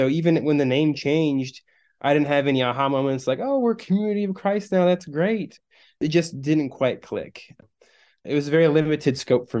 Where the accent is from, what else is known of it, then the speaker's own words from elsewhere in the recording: Branson, Missouri, United States; also born or lived in Michigan; While I was born in Michigan, my parents moved from there when I was about 18 months to Branson, Missouri.